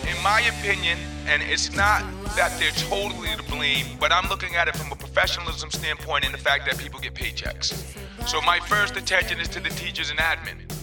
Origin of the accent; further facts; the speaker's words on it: Providence, Rhode Island, United States; I grew up here in Providence